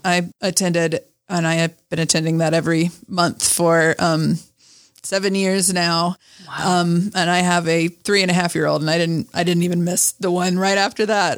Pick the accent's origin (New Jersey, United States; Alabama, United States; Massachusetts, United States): Alabama, United States; moved away as an adult; also born or lived in Montana; now in Salt Lake City, United States; I was born in Alabama